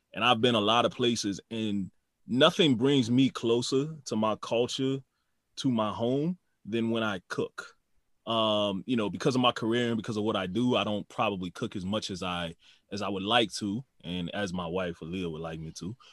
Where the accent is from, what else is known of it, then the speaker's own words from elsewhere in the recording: New Orleans, Louisiana, United States; moved away; also born or lived in Houston; we grew up in New Orleans.